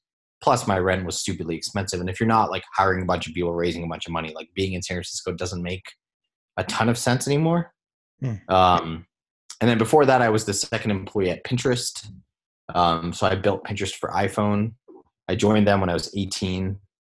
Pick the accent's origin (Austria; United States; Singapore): Singapore; especially growing up in Singapore, like in Asia, like you're sort of like, you can be a doctor, a lawyer, an engineer, an architect, a software engineer.